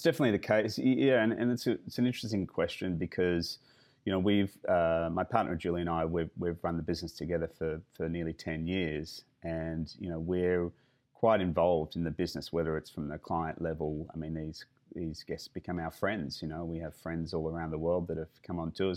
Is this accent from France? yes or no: no; Australia; that's definitely part of being Australian